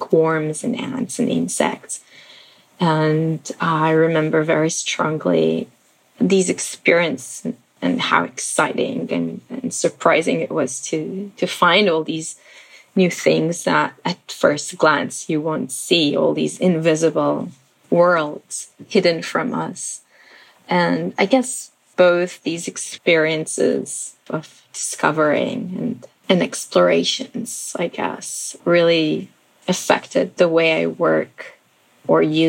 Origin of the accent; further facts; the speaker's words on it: Israel; moved away; also born or lived in Philippines / New York, United States; I was born in Israel, and I guess I had a very ordinary childhood